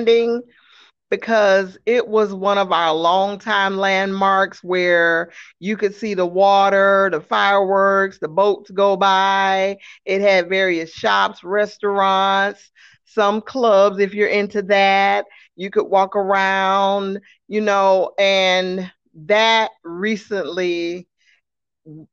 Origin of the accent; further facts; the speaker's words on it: Jacksonville, Florida, United States; also born or lived in Colorado Springs, Colorado; I am from Jacksonville, Florida. I was born in Colorado Springs, but I've been in Jacksonville pretty much all of my life, except a little bit of vacationing. I was raised here.